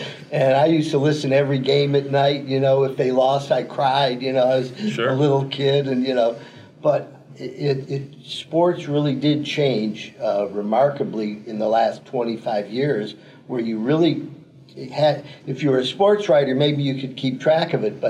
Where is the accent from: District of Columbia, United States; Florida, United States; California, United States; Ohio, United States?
Ohio, United States; Cleveland; I grew up in Cleveland when the Cleveland Indians were winning.